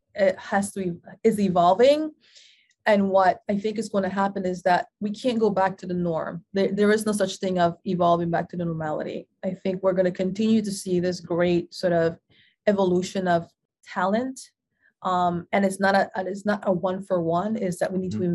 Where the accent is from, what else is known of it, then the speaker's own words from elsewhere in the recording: Panama; now in New York, United States; an implant from across the world, originally born and bred in Panama